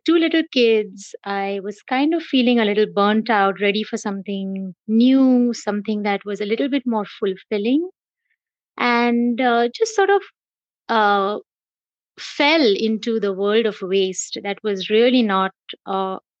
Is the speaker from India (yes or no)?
yes; Mumbai, Maharashtra, India; moved away as an adult; also born or lived in South Bend, Indiana; now in San Diego, United States; I am born and raised in Mumbai, India. I'm a Mumbaiite, a hardcore Mumbaiite.